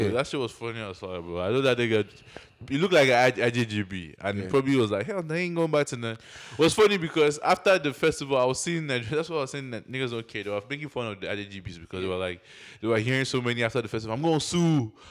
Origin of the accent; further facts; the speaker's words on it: Nigeria; even though I grew up in Nigeria, I spent most of my life there, my accent, I have to switch it up